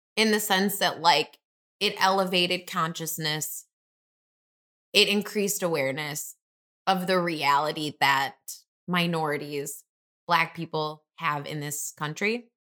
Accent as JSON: {"language": "English", "town": "Detroit", "region": "Michigan", "country": "United States", "moved": "as an adult", "lives_now": "Chicago, United States", "said": "I'm originally from Detroit. three one three, I'll have that area code till the day"}